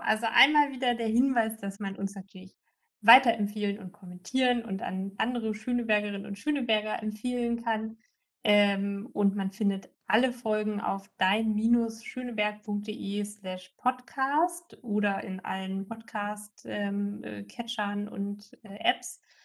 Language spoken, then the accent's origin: German; East Germany, Germany; da wo ich herkomme in, in Ostdeutschland